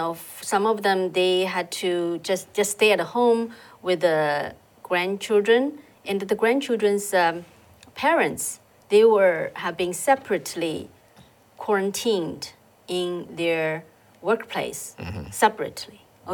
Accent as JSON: {"language": "English", "region": "Shanghai", "country": "China", "moved": "yes", "said": "I came from Shanghai. I still have family members in Shanghai."}